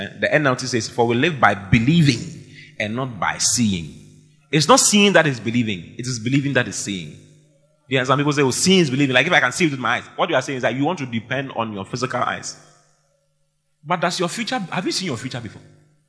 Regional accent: Asaba, Delta, Nigeria; I'm from Oda Asankregoa. I'm from Asaba in Nigeria. I'm from Delta State, where even though we have oil, there's no money.

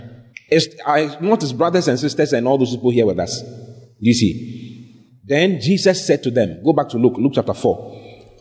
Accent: Ghana; I'm from Ghana

